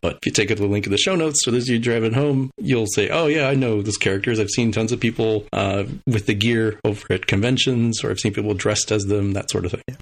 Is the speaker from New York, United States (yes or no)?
no; El Paso, Texas, United States; my hometown of El Paso, Texas